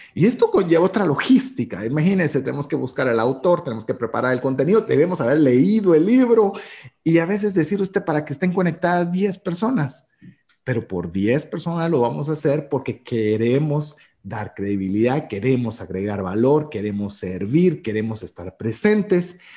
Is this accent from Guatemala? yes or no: yes; Guatemala; cultura guatemalteca, que es de donde emitimos este programa